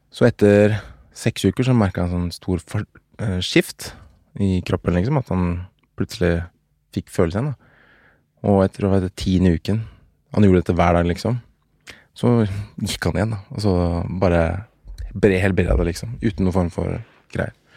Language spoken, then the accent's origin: Norwegian; Oslo, Norway; Jeg er fra Oslo